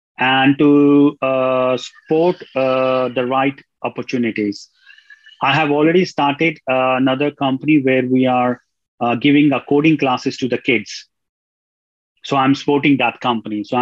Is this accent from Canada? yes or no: no; New Delhi, Delhi, India; moved away as an adult; now in Ireland; I'm originally from India, from New Delhi. But I left India from in 1999 when I was 19 years old.